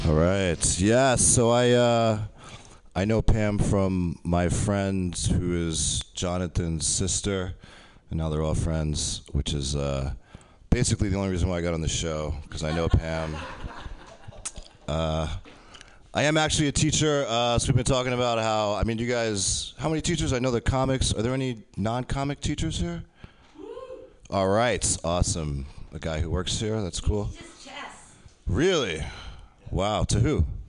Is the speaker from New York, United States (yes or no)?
yes; Poughkeepsie, New York, United States; also born or lived in Japan; I grew up in Poughkeepsie, you know, Poughkeepsie area?